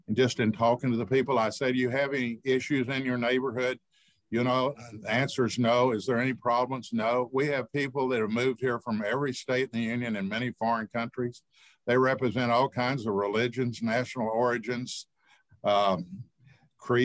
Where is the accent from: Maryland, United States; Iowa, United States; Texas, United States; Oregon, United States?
Texas, United States; Grapevine; I grew up here. My father was mayor when they built the lake. I grew up on Main Street